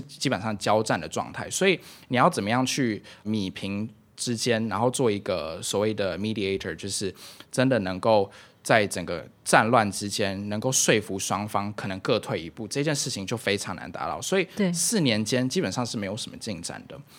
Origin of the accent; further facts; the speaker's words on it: Taiwan; moved away; also born or lived in Myanmar; 因为自己身为一个台湾人吧